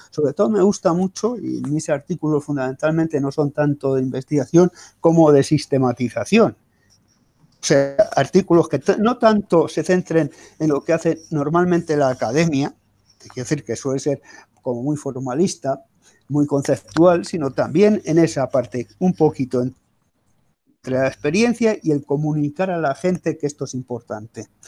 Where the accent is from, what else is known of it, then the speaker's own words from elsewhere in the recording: Spain; los españoles somos distintos